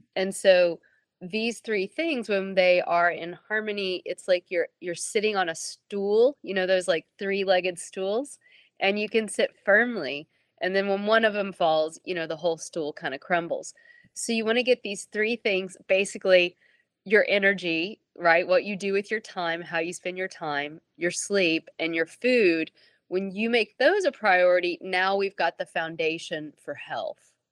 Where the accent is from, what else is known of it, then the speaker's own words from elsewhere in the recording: Abingdon, Virginia, United States; also born or lived in Tennessee / Madrid, Spain / India; I was born in Abingdon, Virginia, and I grew up Southern Baptist in the American Bible Belt, Deep South